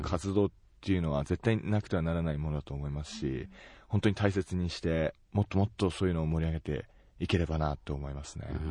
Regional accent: Tomakomai, Hokkaido, Japan; 自分の地元苫小牧

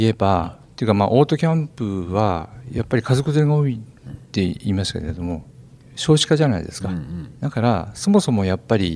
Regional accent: Kanto, Japan; now in Fukushima, Japan; あの実は自分はね、うん、あの福島出身ではないんですよ。うんうん、で、まあ、関東からこっちに

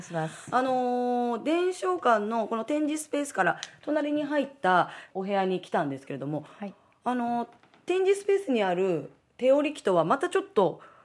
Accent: Tochigi, Japan; 私栃木出 身

